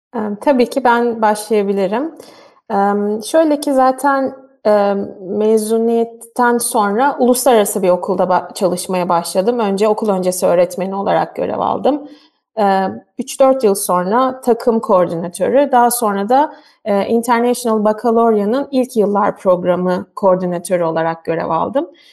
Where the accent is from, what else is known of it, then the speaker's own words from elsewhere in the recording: Turkey; moved away as an adult; now in Germany; bütün eğitim hayatım boyunca e, hani tamamen Türk sisteminde yetiştim